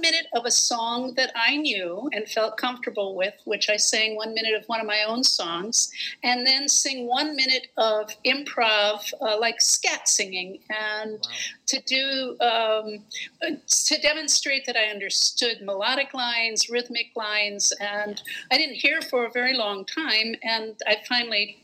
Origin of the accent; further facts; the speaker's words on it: Gary, Indiana, United States; I am from Gary, Indiana